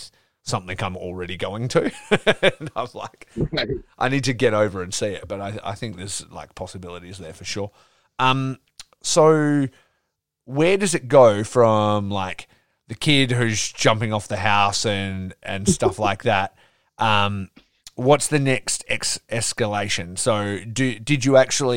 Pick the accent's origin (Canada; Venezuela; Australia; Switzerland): Australia; Geraldton, Western Australia; now in Perth, Australia; growing up in Geraldton, which is a country town from, you know, from here, I'm in the Perth, the city here